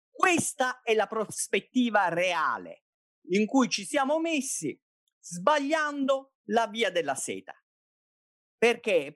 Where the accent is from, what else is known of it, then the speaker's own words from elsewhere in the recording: Taranto, Apulia, Italy; io sono di Taranto, sono nato a Taranto